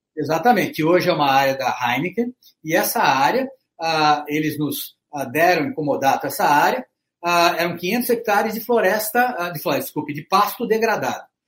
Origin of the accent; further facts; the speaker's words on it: Brazil; nós somos brasileiros